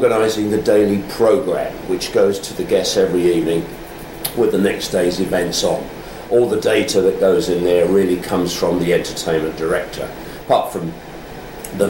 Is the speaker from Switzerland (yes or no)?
no; London, United Kingdom; I was born in London and educated at a grammar school, Then I joined the police force